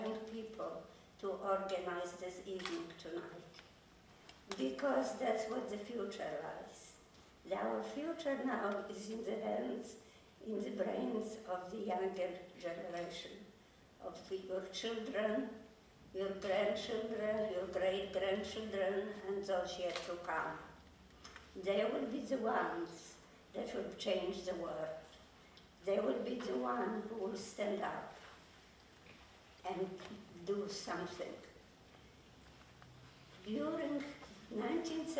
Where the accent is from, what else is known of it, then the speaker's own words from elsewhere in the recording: Krakow, Lesser Poland, Poland; moved away; I am from Poland. I lived in Krakow.